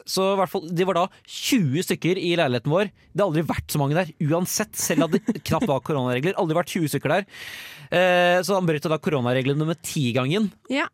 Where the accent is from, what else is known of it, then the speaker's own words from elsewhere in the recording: Tønsberg, Vestfold, Norway; moved away; var jeg og Henrik, som jeg bor sammen med, hjemme i Tønsberg og Nøtterøy